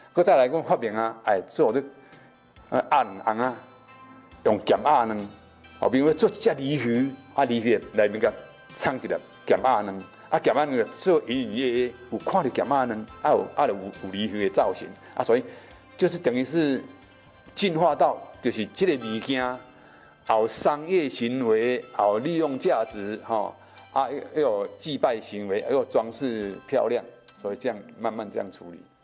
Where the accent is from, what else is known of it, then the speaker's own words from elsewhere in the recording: Taiwan; 其实是我们台湾人的真正的本土文化